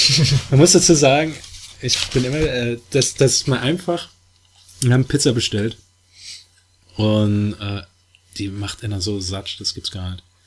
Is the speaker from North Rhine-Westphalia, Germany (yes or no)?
no; Saarbrücken, Saarland, Germany; accent: Saarland Platt, city; ich bin aus Saarbrücke.